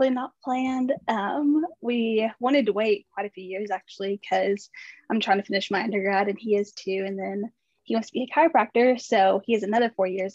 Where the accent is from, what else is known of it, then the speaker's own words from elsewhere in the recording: Arkansas, United States; I'm from Arkansas